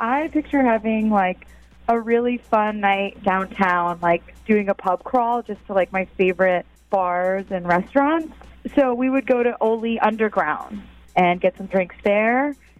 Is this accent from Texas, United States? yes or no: no; Bonney Lake, Washington, United States; I'm from Bonney Lake. But actually right now I am house-sitting on Lake Tat.